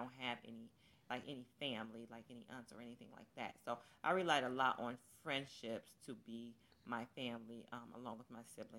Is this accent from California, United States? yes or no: yes; Long Beach, California, United States; born there; now in Michigan, United States; I was born in Long Beach, California. We moved here because my mom got married years ago